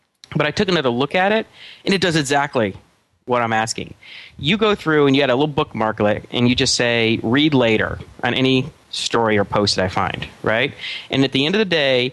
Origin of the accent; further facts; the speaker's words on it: United States; us Americans, we speak English 2.0